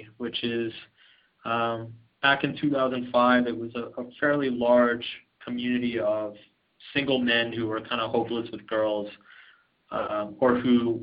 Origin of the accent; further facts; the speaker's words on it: Austin, Texas, United States; I grew up in a nice city. I'm from Austin, Texas.